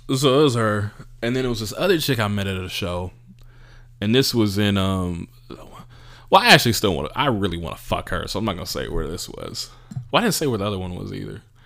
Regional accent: California, United States; I'm from California. I'm from America.

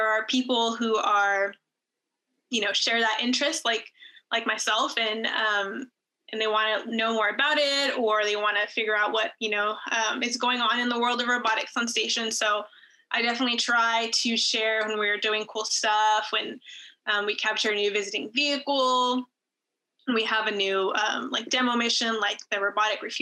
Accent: El Paso, Texas, United States; now in Houston, United States; growing up in El Paso to eventually like following my dream, working as a flight controller here at JSC.

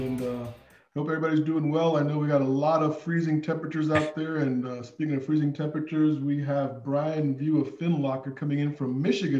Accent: Pakistan; now in Northern Virginia, United States; I'm like from Pakistan

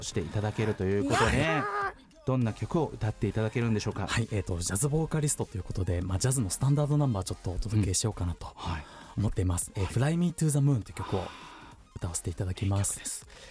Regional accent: Shizuoka, Japan; 僕は静岡ですね出身は

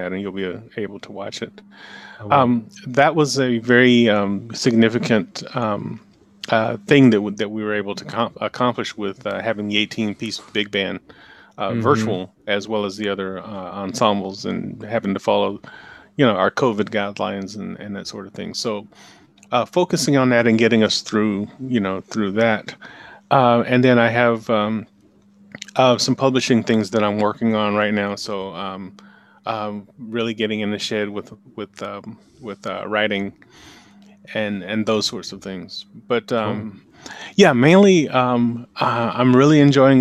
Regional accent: Anniston, Alabama, United States; moved away as an adult; now in Atlanta, United States; I grew up in Anniston, Alabama, which is just a little, about 100 miles from here.

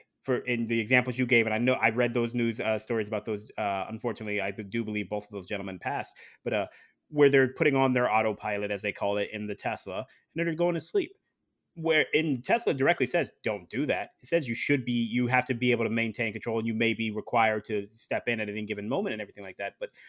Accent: Ohio, United States; But I'm originally from Ohio, so I'm very familiar with black ice.

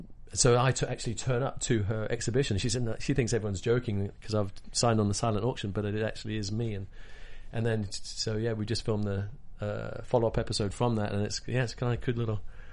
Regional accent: Hong Kong; I grew up in Hong Kong as a kid, so I speak Cantonese, which is the craziest thing.

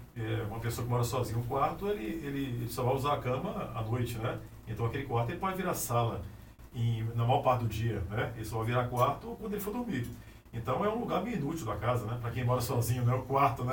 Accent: Anápolis, Goiás, Brazil; nasci em Anápolis, e subi por aqui mesmo

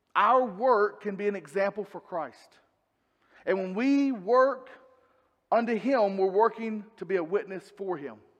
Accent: North Carolina, United States; I'm from the South, I'm from North Carolina

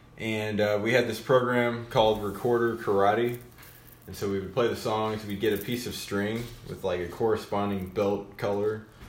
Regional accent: Moberly, Missouri, United States; born there; I was born in Moberly.

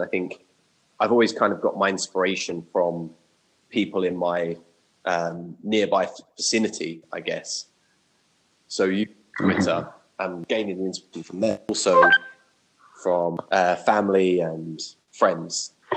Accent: Watford, East of England, United Kingdom; also born or lived in Japan; now in London, United Kingdom; I'm originally from Watford.

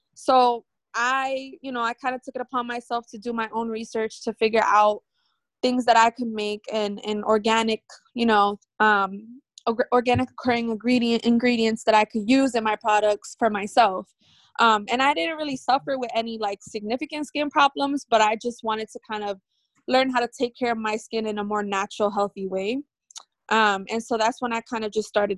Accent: Lawrence, Massachusetts, United States; also born or lived in New Hampshire / Maryland; now in Haverhill, United States; I'm originally from Lawrence, born and raised.

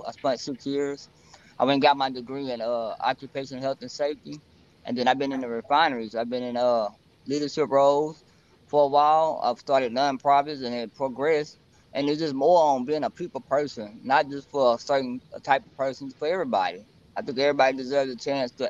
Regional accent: Beaumont, Texas, United States; I'm actually born and raised in Beaumont

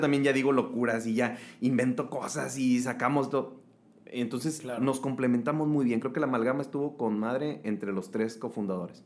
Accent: Nayarit, Mexico; now in Monterrey, Mexico; soy de Nayarit, pero adoptado regio, con familia regia, ya tengo aquí este, huercos, entonces ya soy regio, regio.

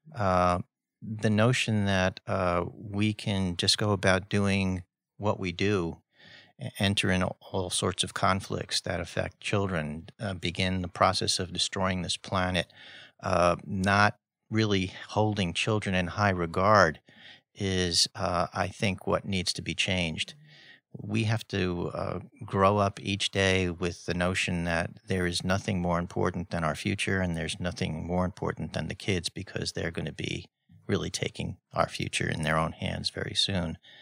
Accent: New York City, New York, United States; I grew up in Spanish Harlem

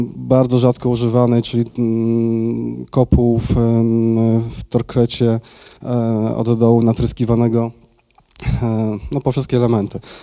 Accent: Tychy, Silesian Voivodeship, Poland; also born or lived in Mikołów; ja założyłem działalność w Tychach. Tam się urodziłem, e, tam mieszkam od urodzenia.

